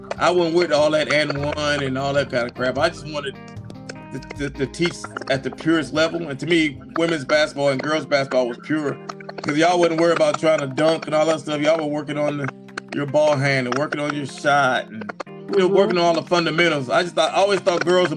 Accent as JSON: {"language": "English", "town": "Toledo", "region": "Ohio", "country": "United States", "tie": "born or raised there", "also_born_or_lived": "Louisville, Kentucky / Montgomery, Alabama", "moved": "yes", "lives_now": "Los Angeles, United States", "said": "I grew up in Toledo, Ohio, and in Louisville, Kentucky."}